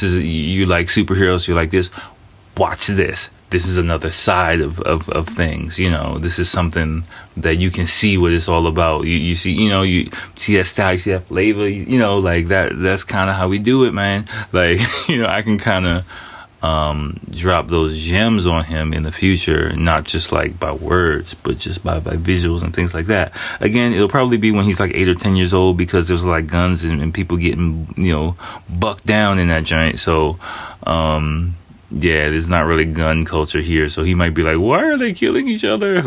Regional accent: United States; now in Japan; I'm a first generation American. So I grew up in kind of a little bit of a similar environment in a way where I was surrounded. I grew up in America

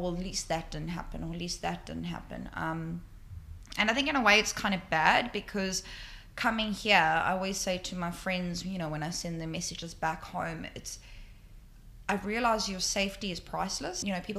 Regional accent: Johannesburg, Gauteng, South Africa; moved away as an adult; now in Sydney, Australia; growing up in South Africa

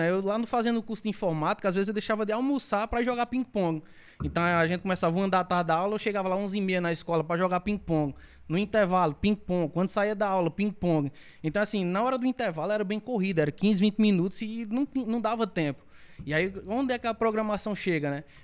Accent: Isabelê, Paraíba, Brazil; also born or lived in Monteiro; Eu sou nascido aqui em Monteiro, né? Fui criado a vida toda aqui em Isabelê, aqui 20 quilômetros aqui do Monteiro, cidadezinha pequena, 2 mil habitantes.

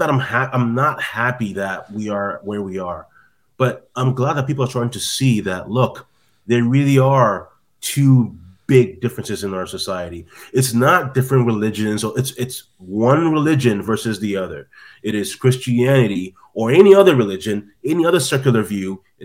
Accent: Canada; also born or lived in Midwest, United States; now in United States; I'm in the Midwest now, but yeah, I'm from Canada originally

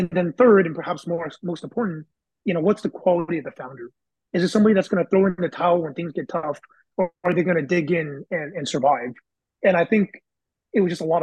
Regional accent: Bay Area, California, United States; went back to my high school network because I'm from the Bay Area.

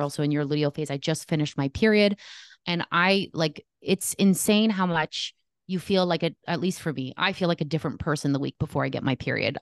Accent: Canada; I am Canadian

